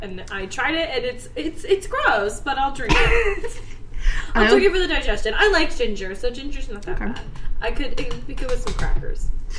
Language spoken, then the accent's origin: English; Kimberton, Pennsylvania, United States; moved away; it's called Kimberton Whole Foods in my hometown.